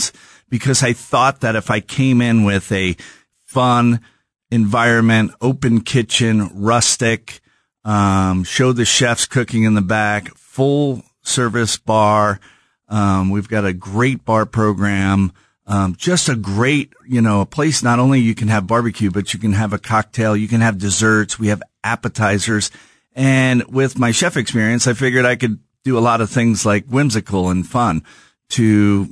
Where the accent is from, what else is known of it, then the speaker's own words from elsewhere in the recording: New Jersey, United States; moved away as an adult; now in Kansas City, United States; I grew up in New Jersey